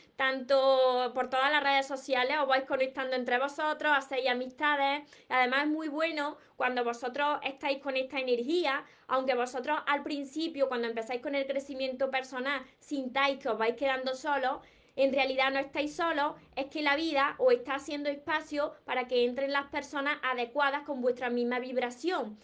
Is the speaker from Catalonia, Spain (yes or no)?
no; Córdoba, Andalusia, Spain; yo no pronuncio la S porque soy de Córdoba y, me como todas las S